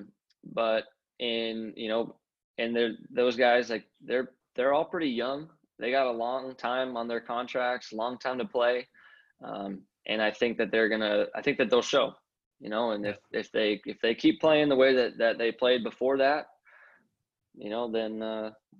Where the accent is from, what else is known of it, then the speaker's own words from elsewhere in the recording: San Diego, California, United States; born and raised in San Diego and growing up going to those games